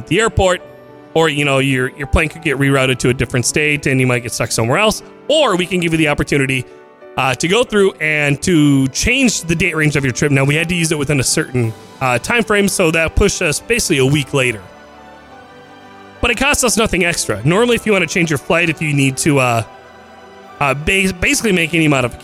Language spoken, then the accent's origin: English; Minnesota, United States; I'm from Minnesota